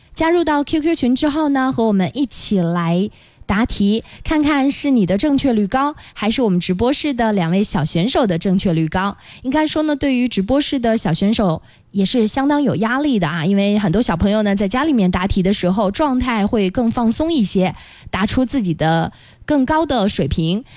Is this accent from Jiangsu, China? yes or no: yes; Taizhou, Jiangsu, China; 我们的泰州长江大桥是一座非常了不起的大桥